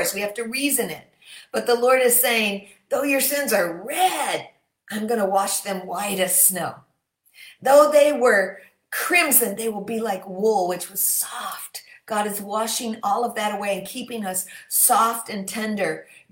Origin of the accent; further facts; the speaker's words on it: Michigan, United States; my home state of Michigan